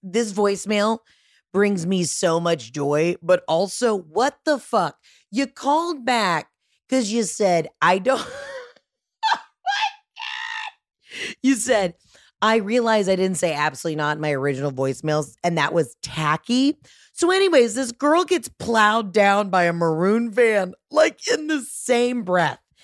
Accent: Georgia, United States; I'm from Georgia

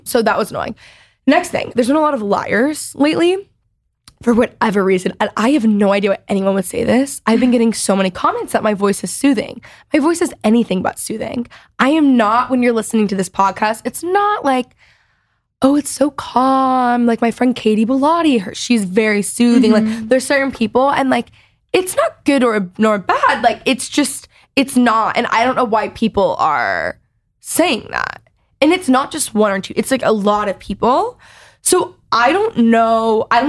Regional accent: Dallas, Texas, United States; accent: Valley girl; I, for whatever reason, have this like godforsaken Valley girl accent when I grew up in Texas. I don't know where it came from. Like, I don't even I say y'all, but I don't have, I mean, no one really in Dallas has like strong accents

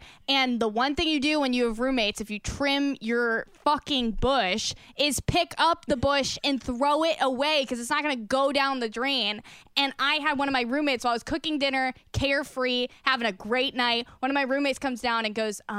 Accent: Wisconsin, United States; I'm from Wisconsin and my father raised cattle

